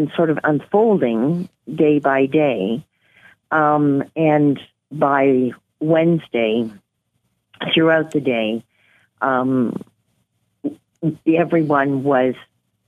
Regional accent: Nova Scotia, Canada; moved away as an adult; also born or lived in New Brunswick / Inuvik, Northwest Territories; now in Yellowknife, Canada; I'm originally from New Brunswick and grew up in Nova Scotia

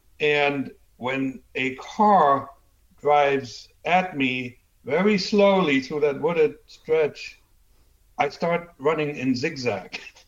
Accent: Germany; accent: German; English is a second language; my talent to get rid of almost 100% of my German accent was so unique that they said, all right, he's going to the U.S., they have tall people.

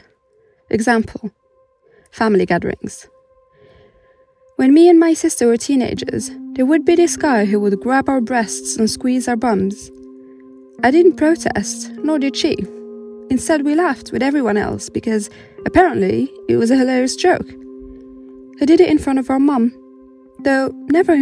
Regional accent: Morocco; moved away as an adult; now in United Kingdom; I was born and raised in Morocco and only moved to the UK 3 years ago

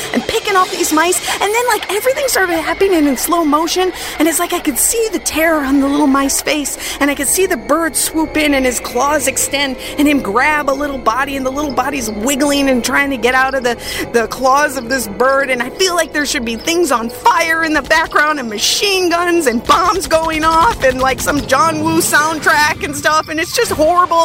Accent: Minnesota, United States; I grew up in Minnesota

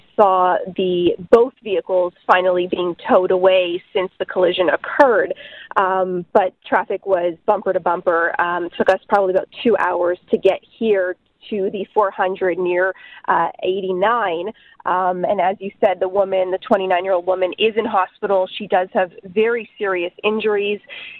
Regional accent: Quebec, Canada; I'm from Quebec, but in Ontario, it isn't the law to change your tires.

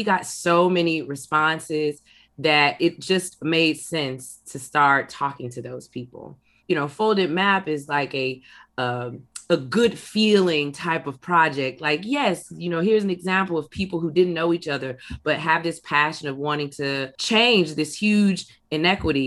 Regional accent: Inglewood, California, United States; I'm from Inglewood. I live in Inglewood

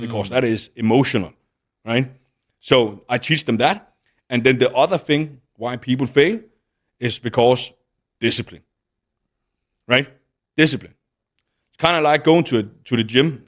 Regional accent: Denmark; moved away as an adult; now in Dubai, United Arab Emirates; back in Denmark, then I moved out of my home town

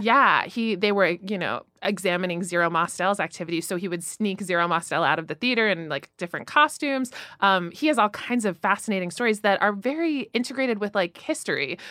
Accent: Florida, United States; now in New York, United States; I grew up in Florida

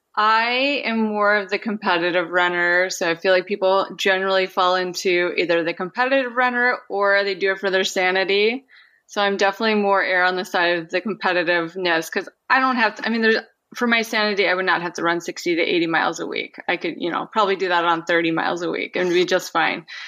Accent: Minnesota, United States; now in Anchorage, United States; I grew up in Minnesota

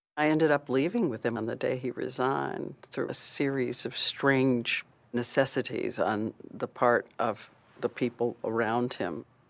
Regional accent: Louisville, Kentucky, United States; my mom and my dad decided to move to the big city. So they moved to Louisville.

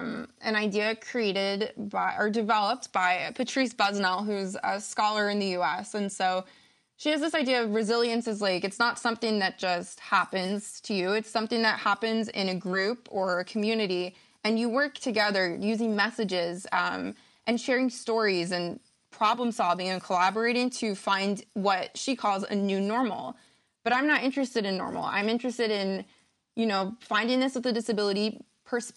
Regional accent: United States; moved away as an adult; now in Canada; I am American

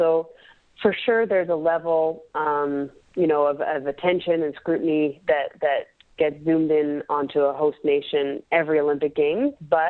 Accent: Canada; it doesn't take long before you realize how lucky we are to be Canadian.

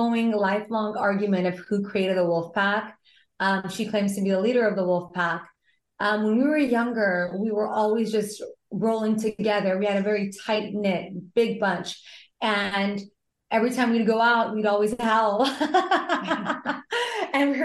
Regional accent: United States; first language Pashto; English is a second language; I didn't know I was born in America till I was like 10 years old. Our first language isn't English, it's Pashto

